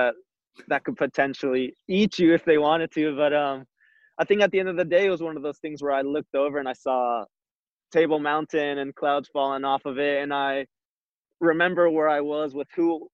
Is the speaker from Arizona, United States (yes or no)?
yes; Arizona, United States; moved away as an adult; now in San Diego, United States; I grew up in Arizona